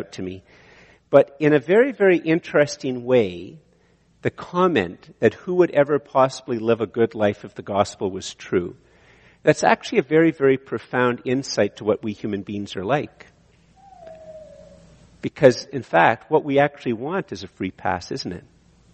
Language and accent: English; Canada; I'm a Canadian